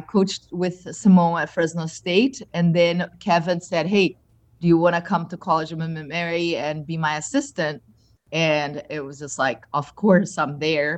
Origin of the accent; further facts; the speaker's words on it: Brazil; moved away as an adult; also born or lived in Michigan; now in Naples, United States; being Brazilian